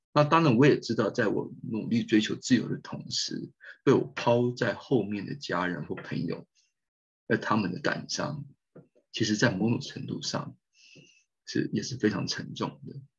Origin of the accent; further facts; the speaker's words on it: Keelung, Taiwan; 我是基隆人